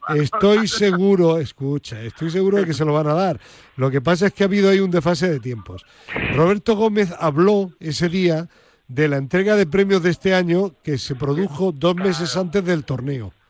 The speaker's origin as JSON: {"language": "Spanish", "town": "Granada", "region": "Andalusia", "country": "Spain", "said": "como dicen en mi tierra, en Granada"}